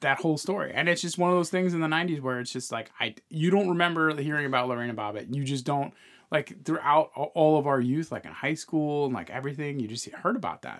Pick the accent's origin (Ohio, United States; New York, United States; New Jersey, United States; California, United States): New York, United States; moved away; a New Yorker, as an expat, as a New Yorker